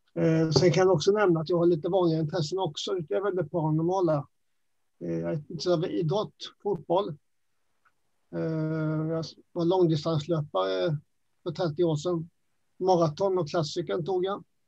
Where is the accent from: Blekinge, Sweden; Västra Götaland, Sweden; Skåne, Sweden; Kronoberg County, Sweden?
Kronoberg County, Sweden; Växjö; accent: Småland; moved away as an adult; also born or lived in Nacka; now in Stockholm, Sweden; Jag är ju smålänning. Det hörs lite grann på min dialekt kanske. Ja. Ehm, hela min skoltid hade jag i Växjö.